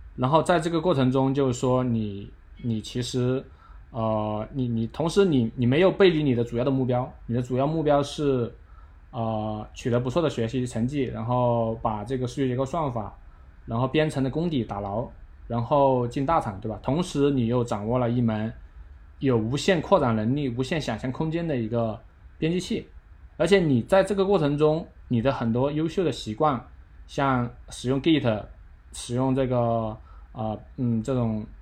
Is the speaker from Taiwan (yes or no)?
no; China; 我们中国人这种惊世勿用的这种，这种理念